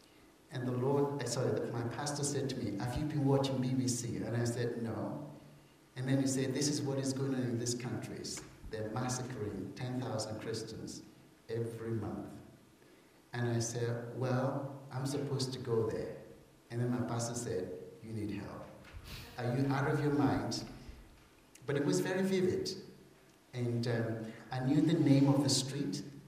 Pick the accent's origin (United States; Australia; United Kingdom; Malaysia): United Kingdom; England; I'm a missionary from England.